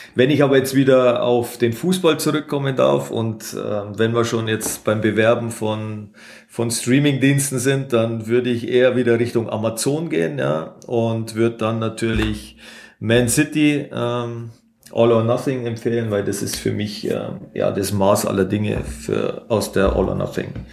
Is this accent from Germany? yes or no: yes; Munich, Bavaria, Germany; moved away as an adult; now in Fürth, Germany; Als Münchner